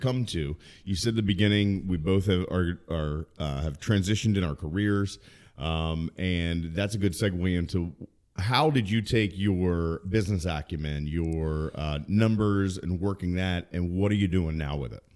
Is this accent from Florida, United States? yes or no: no; Maryland, United States; also born or lived in Baltimore; I'm originally from Maryland